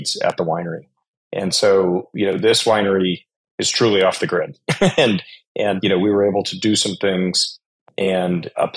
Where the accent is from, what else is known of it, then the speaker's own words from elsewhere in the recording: Colorado, United States; I grew up in Colorado